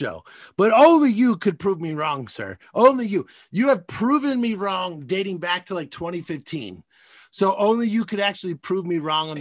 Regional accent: United States; also born or lived in Toronto; I'm an American. I grew up in this country

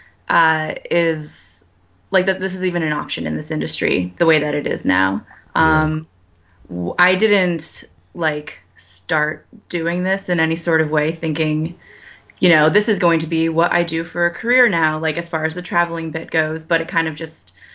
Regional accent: Connecticut, United States; born or raised there; moved away as an adult

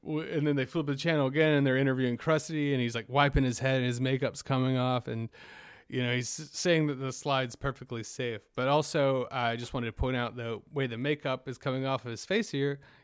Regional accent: South Carolina, United States; I grew up in South Carolina, so every summer we'd vacation to Myrtle Beach

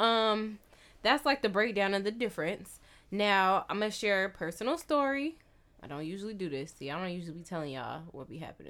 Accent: California, United States; I'm from California.

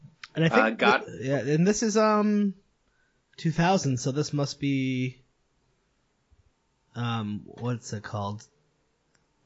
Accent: Connecticut, United States; where I lived, where I grew up in Connecticut

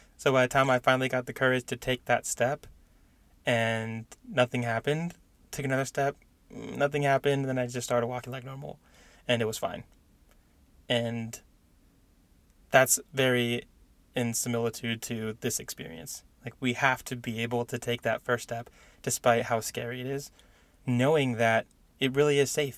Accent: San Diego, California, United States; moved away as an adult; now in Indiana, United States; I grew up in San Diego

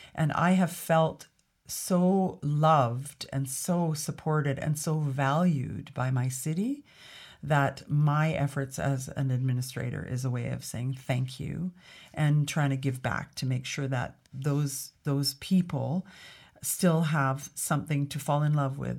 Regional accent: Alberta, Canada; also born or lived in Grande Prairie, Alberta / Edmonton, Alberta / Toronto, Ontario; I was raised in Alberta and I was in Edmonton by the time I was twelve.

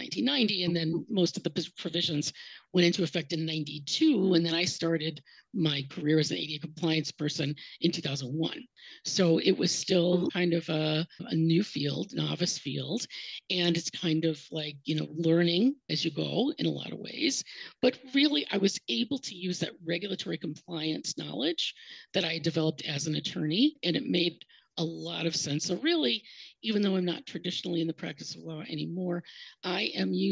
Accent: Cleveland, Ohio, United States; moved away as an adult; also born or lived in Columbus, Ohio; now in Miami, United States; I'm from Ohio originally, the Cleveland area.

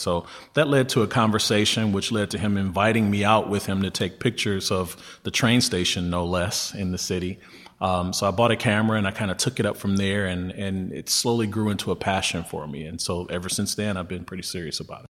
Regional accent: Detroit, Michigan, United States; born and raised in Detroit

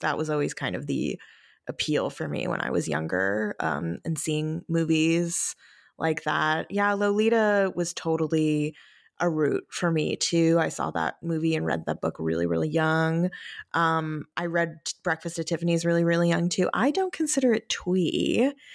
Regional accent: New York, United States; growing up in New York

